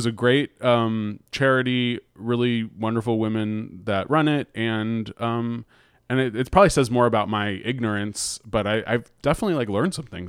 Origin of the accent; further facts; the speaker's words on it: San Francisco, California, United States; And then I was just thinking, like, I don't know, growing up in San Francisco, where there's always been like a lot of homeless people, you grow up learning.